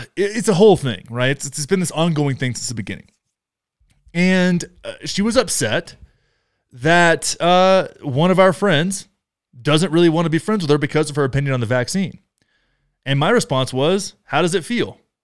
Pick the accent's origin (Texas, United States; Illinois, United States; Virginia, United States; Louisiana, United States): Texas, United States; moved away; I love Texas. I grew up in Texas